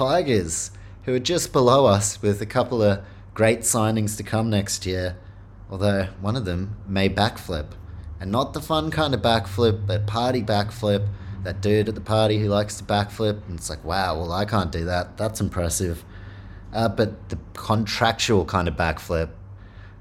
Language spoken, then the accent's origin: English; Auckland, New Zealand; Auckland, my hometown, also the Warriors' hometown